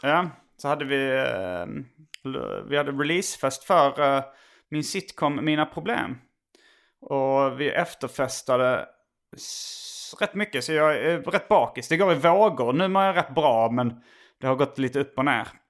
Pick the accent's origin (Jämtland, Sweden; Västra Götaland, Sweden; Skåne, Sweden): Skåne, Sweden; Hjärup